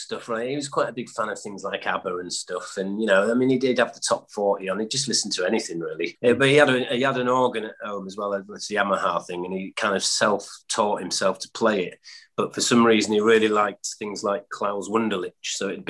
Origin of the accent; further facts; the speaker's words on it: Stockport, North West England, United Kingdom; born there; I was born in Stockport, and my dad used to play in bands around pubs in that area.